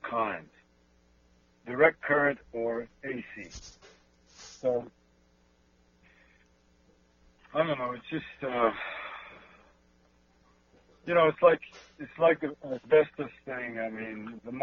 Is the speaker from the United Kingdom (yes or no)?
no; Canada; I'm a Canadian, and it means that I'm in a country based in law